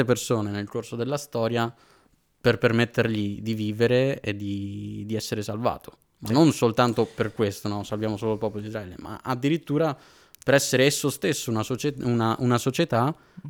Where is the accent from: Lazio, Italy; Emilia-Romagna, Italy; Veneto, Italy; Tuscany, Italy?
Veneto, Italy; Padua; moved away as an adult; now in Florence, Italy; io provengo da Padova, sto studiando, sto studiando a Firenze in questo momento e frequentavo la chiesa di Padova